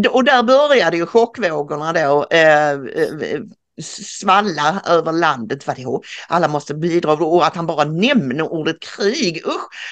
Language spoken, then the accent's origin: Swedish; Karlskrona, Blekinge, Sweden; jag är född i Karlskrona